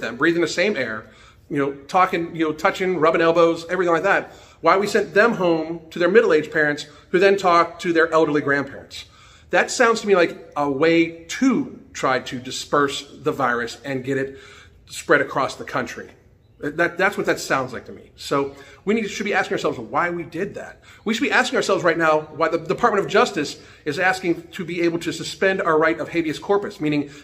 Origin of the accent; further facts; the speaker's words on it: United States; I'm an American citizen